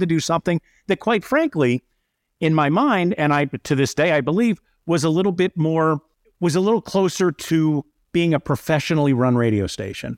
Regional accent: Bucks County, outside Philadelphia, Pennsylvania, United States; moved away as an adult; also born or lived in Syracuse, New York; now in Minneapolis, United States; Grew up outside of Philadelphia in a Bucks County, Pennsylvania

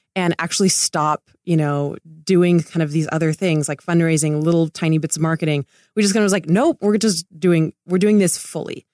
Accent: Laguna Beach, California, United States; moved away as an adult; also born or lived in Italy / Connecticut / New York; I grew up in Laguna

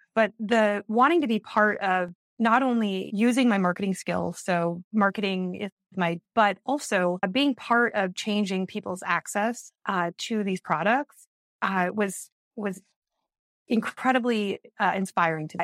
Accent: Iowa and Wisconsin, Midwest, United States; moved away as an adult; also born or lived in Minneapolis–Saint Paul, Minnesota; now in New York City, United States; I I grew up in Iowa and oh, and Wisconsin, and then went to school the University of Minnesota

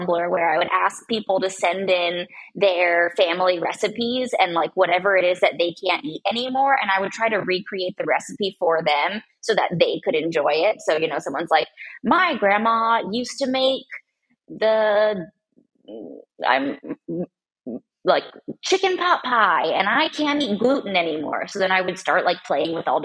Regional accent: United States; also born or lived in San Diego, California / Portland, Oregon; I grew up half in San Diego and half in Portland, Oregon

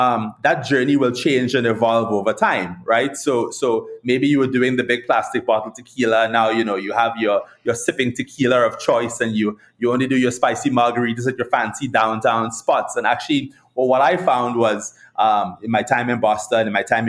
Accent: Trinidad & Tobago; now in United States; growing up in Trinidad

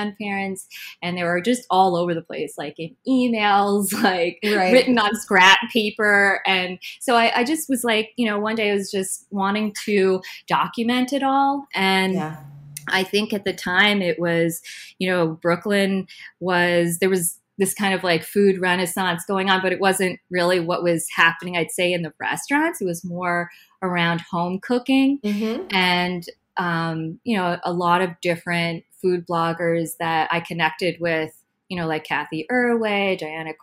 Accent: New Jersey, United States; now in Brooklyn, United States; I was born and brought up in Jersey

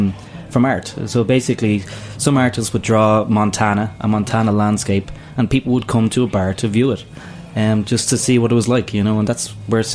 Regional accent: Ireland; now in New York, United States; I'm Irish

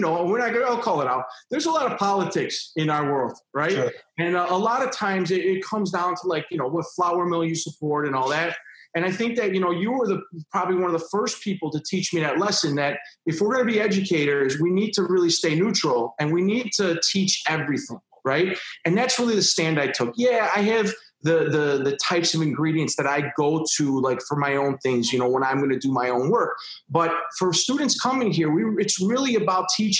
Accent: Chicago, Illinois, United States; I'm from Chicago.

